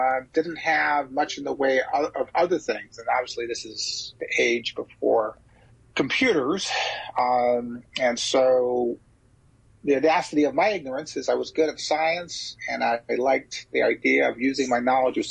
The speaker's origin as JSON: {"language": "English", "region": "St. Croix", "country": "U.S. Virgin Islands", "tie": "born or raised there", "also_born_or_lived": "St. Thomas, U.S. Virgin Islands / Philadelphia / Galveston", "moved": "yes", "lives_now": "Chicago, United States", "said": "I was born on the Caribbean island of St. Thomas in the United States Virgin Islands, the Isle of Mali, the capital of the United States Virgin Islands. But I grew up on the island of St. Croix, which is right next door."}